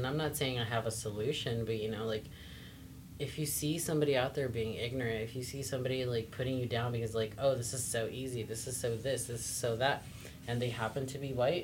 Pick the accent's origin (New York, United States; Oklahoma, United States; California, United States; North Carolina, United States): California, United States; the Valley; I grew up here in the Valley